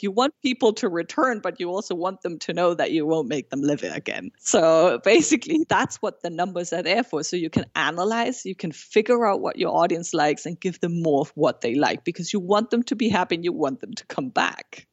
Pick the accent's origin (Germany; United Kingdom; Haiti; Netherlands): Germany; first language German and Spanish; English is a second language; now in Montreal, Canada; I was born and raised in Germany, but by a Peruvian mother, so I grew up bilingual with a German and Spanish